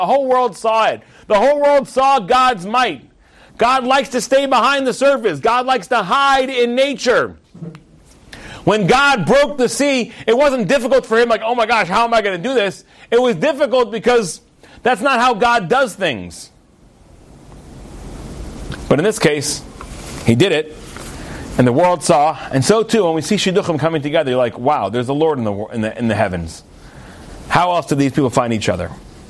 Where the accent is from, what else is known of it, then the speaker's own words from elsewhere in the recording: Australia; now in Netherlands; I'm right here. I'm in this part of the world. I'm from Australia, but now I'm in Holland, right?